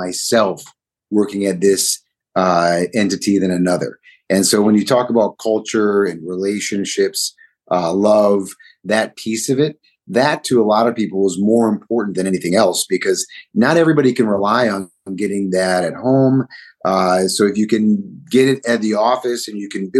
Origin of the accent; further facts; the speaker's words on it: Minneapolis, Minnesota, United States; moved away as an adult; also born or lived in Michigan; now in Chicago, United States; I grew up in Minneapolis and with my mom, and my dad lived in Michigan